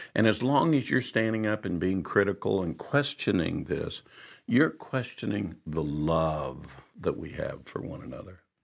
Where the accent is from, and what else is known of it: United States